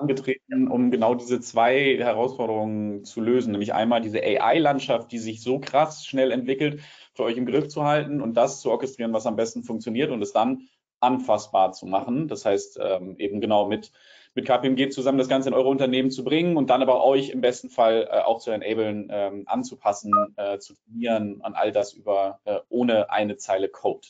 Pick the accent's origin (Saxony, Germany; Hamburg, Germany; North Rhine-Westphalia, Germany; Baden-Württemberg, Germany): Hamburg, Germany; accent: Hamburger Hochdeutsch; ich spreche Hamburger Hochdeutsch